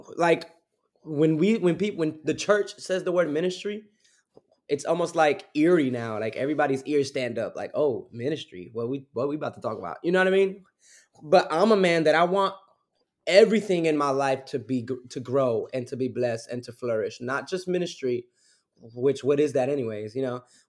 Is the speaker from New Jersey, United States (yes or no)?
yes; Newark, New Jersey, United States; also born or lived in Belleville, New Jersey; born and raised back and forth between Newark, New Jersey, and Belleville, New